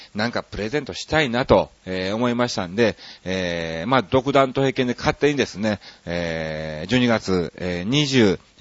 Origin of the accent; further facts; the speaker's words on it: Kansai, Japan; moved away as an adult; also born or lived in Osaka; now in Tokyo, Japan; 関西人ですから